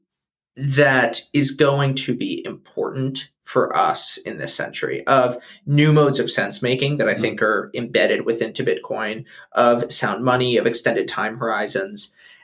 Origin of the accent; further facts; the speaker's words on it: United States; as an American